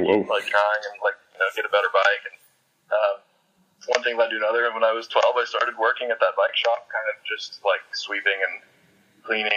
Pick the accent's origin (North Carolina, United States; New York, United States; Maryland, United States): North Carolina, United States; Winston-Salem; also born or lived in Pennsylvania; when I was 11 years old, I moved to North Carolina from Pennsylvania.